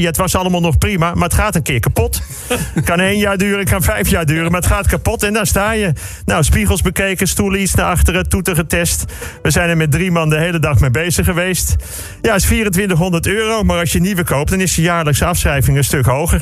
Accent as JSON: {"language": "Dutch", "town": "Bussum", "region": "North Holland", "country": "Netherlands", "said": "in Bussum, waar ik vandaan kom"}